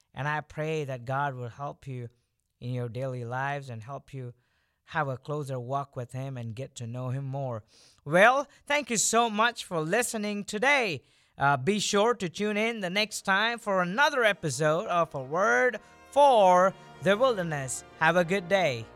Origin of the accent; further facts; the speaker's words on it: India; moved away; I was born and I grew up in India